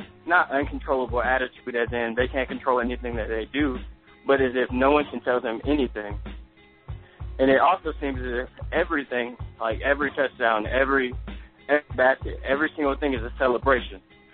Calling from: Charlotte, North Carolina, United States; I'm calling from Charlotte, North Carolina.

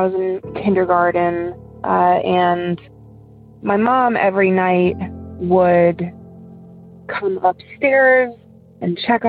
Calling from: Ohio, United States; I'm from Ohio.

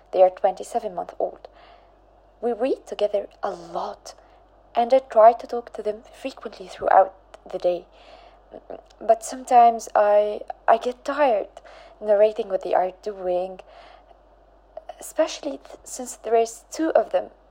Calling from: Marrakesh, Marrakesh-Safi, Morocco; I'm calling in from Marrakech, in Morocco.

